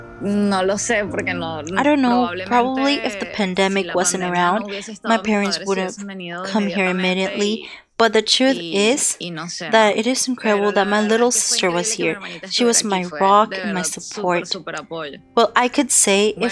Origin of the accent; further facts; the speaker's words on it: Venezuela; now in Humboldt County, United States; I'm from Venezuela